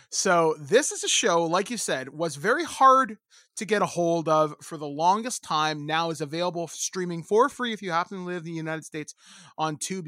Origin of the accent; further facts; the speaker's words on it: Hicksville, Ontario, Canada; I grew up in Hi-, Hicksville, Ontario